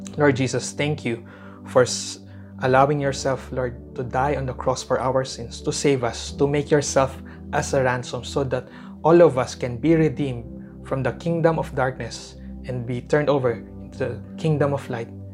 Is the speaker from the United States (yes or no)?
no; Philippines; as a Filipino people